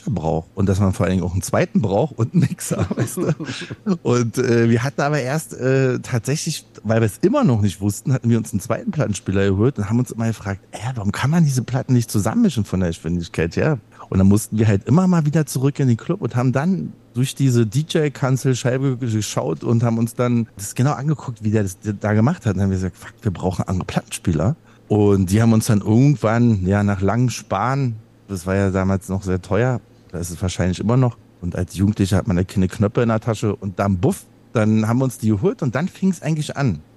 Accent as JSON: {"language": "German", "region": "East Germany", "country": "Germany", "said": "also ich komme ja aus dem Osten"}